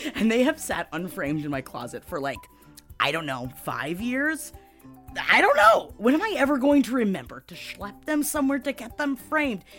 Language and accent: English; New York City, New York, United States; I'm Italian from Queens